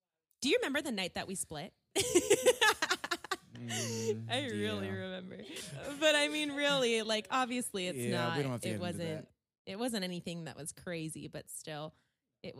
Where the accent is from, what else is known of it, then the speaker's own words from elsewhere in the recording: California, United States; born and raised in California